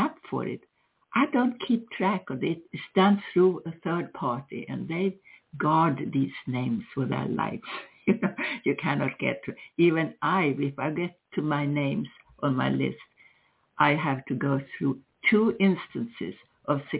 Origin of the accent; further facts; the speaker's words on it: Sweden; moved away; I grew up with Christmas in Sweden